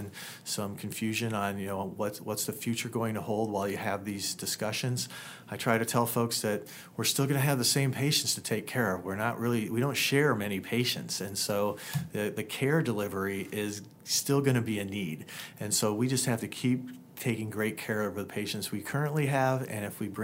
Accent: Indiana, United States; now in La Crosse, United States; I come from Indiana, and my parents still live there

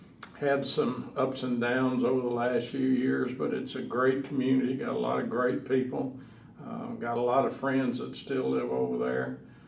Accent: Jasper, Texas, United States; I was born in 1938, so, you know, as a young whippersnapper, playing around in the sand lots of Jasper, Texas.

